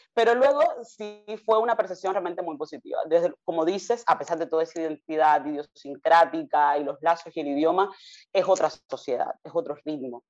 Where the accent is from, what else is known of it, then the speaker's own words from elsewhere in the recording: Havana, Cuba; moved away as an adult; also born or lived in United States; now in Spain; Yo nací en Cuba, en La Habana, en el municipio más poblado, que es 10 de octubre, en un barrio de toda la vida, toda la vida he vivido allí.